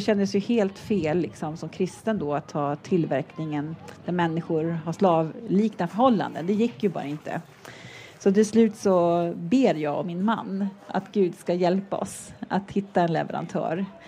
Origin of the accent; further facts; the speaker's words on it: Sweden; Jag som svensk